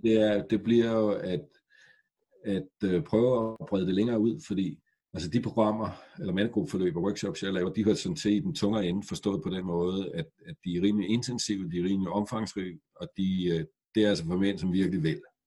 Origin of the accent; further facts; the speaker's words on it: Græsted, Capital Region of Denmark, Denmark; da jeg voksede op i Græsted med 700 mennesker for 50 år siden